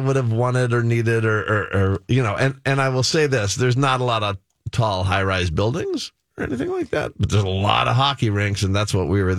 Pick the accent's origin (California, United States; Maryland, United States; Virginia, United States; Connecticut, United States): California, United States; Los Angeles; Los Angeles.